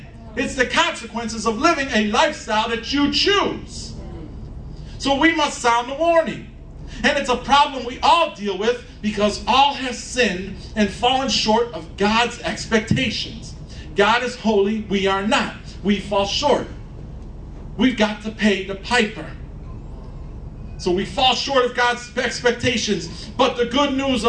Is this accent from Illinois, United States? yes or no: yes; Chicago, Illinois, United States; I'm a Chicagoan. I was born here, I was raised here, and I'm gonna die here